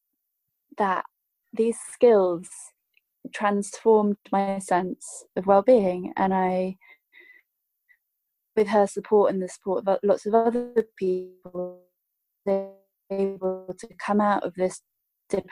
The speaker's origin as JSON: {"language": "English", "country": "United Kingdom", "tie": "born or raised there", "said": "I grew up in the United Kingdom"}